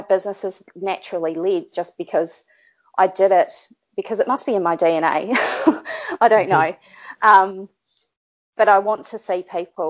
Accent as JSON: {"language": "English", "country": "New Zealand", "accent": "Kiwi", "said": "Being a Kiwi and having a Kiwi accent"}